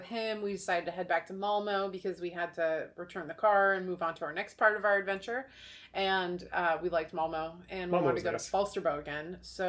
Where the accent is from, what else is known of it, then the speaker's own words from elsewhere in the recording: Oregon, United States; also born or lived in Florida; we're from America. We're from Oregon or United States